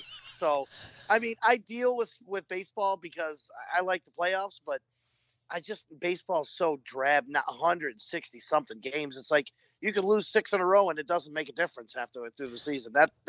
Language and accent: English; Toledo, Ohio, United States; now in Florida, United States; I'm from Ohio